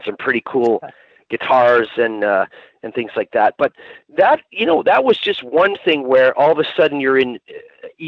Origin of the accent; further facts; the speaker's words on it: Canada; moved away as an adult; now in United Kingdom; I moved here from Canada a couple years ago